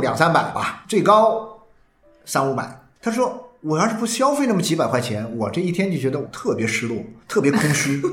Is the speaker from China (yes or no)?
yes; China; 我们中国人的这种以前过惯了苦日子哦